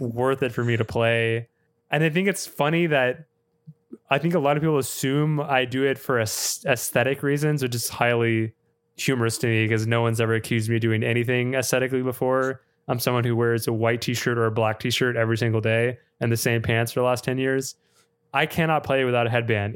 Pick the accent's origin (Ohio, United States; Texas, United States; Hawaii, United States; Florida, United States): Texas, United States; Austin; my hometown of Austin